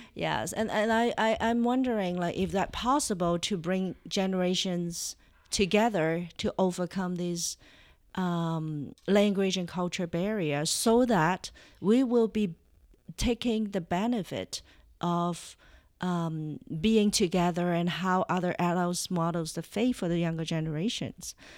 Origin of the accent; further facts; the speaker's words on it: Toronto, Ontario, Canada; Yeah, we're from Toronto, uh, Ontario, Canada. So I'm Canadian.